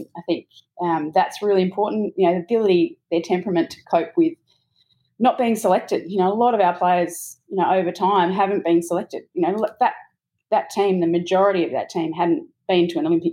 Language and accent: English; Australia; I think as an Australian